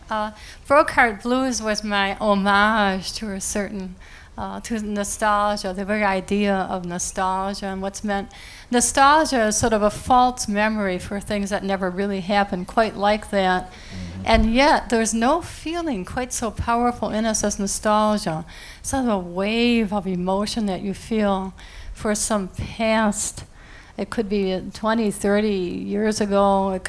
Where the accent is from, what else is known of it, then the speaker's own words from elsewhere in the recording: Princeton, New Jersey, United States; I'm from Princeton, which is a very liberal community.